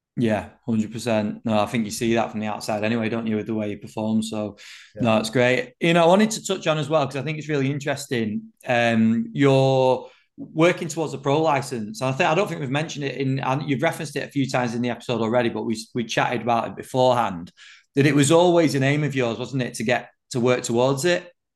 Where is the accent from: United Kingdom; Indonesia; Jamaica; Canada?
United Kingdom; England; as an Englishman